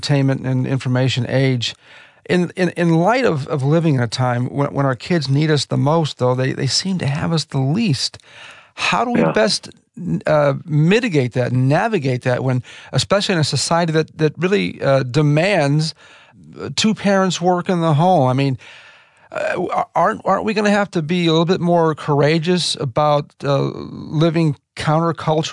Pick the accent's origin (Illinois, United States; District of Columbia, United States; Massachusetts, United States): Illinois, United States; Chicago; I grew up in the Chicago area